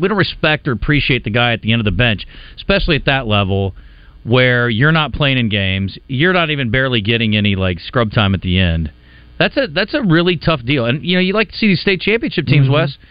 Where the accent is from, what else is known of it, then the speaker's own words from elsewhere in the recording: Iowa, United States; moved away; my home state